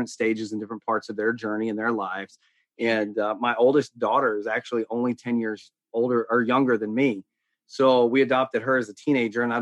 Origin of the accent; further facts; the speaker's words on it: the South, United States; accent: Southern drawl; I grew up in, I'm as Southern as they get. Um, I grew up in the South. And so, and, and probably some of your listeners will hear the Southern draw.